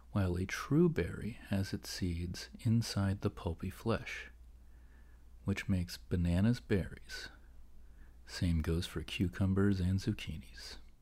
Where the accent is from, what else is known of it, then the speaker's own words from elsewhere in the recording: Philadelphia, Pennsylvania, United States; I'm an East Coast guy. And I'm from the Philadelphia area